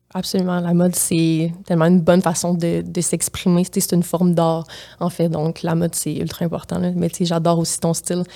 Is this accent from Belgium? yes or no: no; Matane, Quebec, Canada; accent: Gaspésien; now in Montreal, Canada; je viens de la Gaspésie